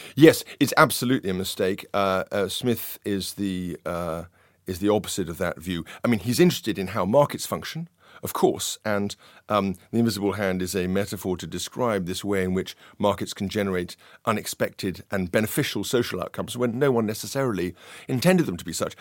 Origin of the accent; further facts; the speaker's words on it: London, United Kingdom; I grew up in this kind of, uh, North London, uh, environment